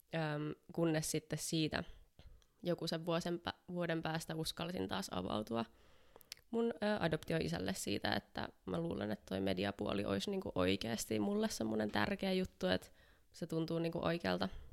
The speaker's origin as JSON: {"language": "Finnish", "town": "Helsinki", "region": "Uusimaa", "country": "Finland", "said": "mä oon helsinkiläinen valokuvaaja"}